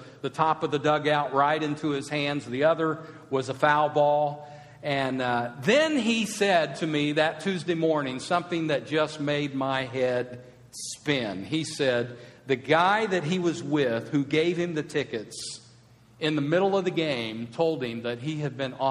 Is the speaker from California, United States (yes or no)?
no; outside of St. Louis, Missouri, United States; moved away; I grew up outside of St. Louis as a kid, just 40 miles from the stadium